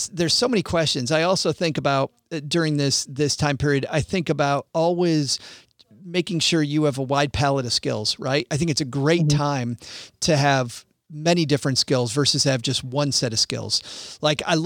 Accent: Southwest Michigan, United States; growing up in Southwest Michigan, I made a ton of money as a kid

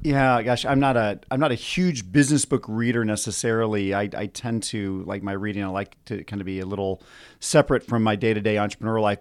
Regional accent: Austin, Texas, United States; I'm from Austin

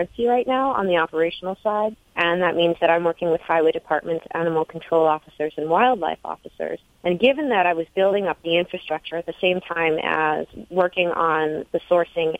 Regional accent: New England, United States; moved away as an adult; also born or lived in Europe; growing up in New England

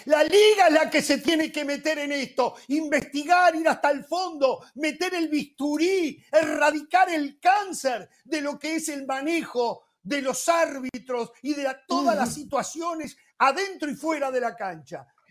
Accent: Uruguay; en mi país, en Uruguay

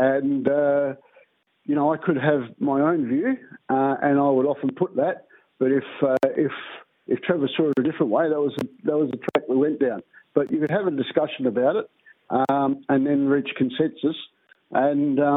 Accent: Albany, Western Australia, Australia; I'm from Albany

